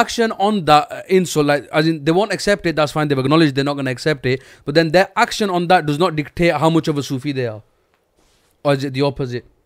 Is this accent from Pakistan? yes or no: yes; Pakistan; we're all Pakistani